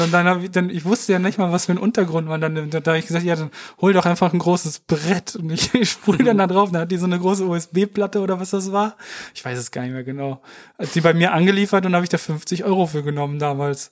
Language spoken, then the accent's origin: German; Warendorf, North Rhine-Westphalia, Germany; ich bin in, in Warendorf zur Schule gegangen aufs Mariengymnasium